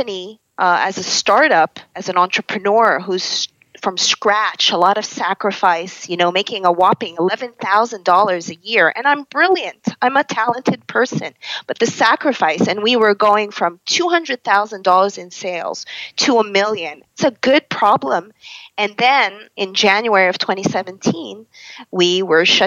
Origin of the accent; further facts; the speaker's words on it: Canada; as a Canadian who's been through the ringer of Western medicine